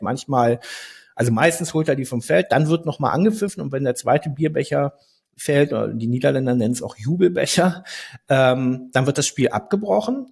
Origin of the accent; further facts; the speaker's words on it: Berlin, Germany; Ich bin in Berlin aufgewachsen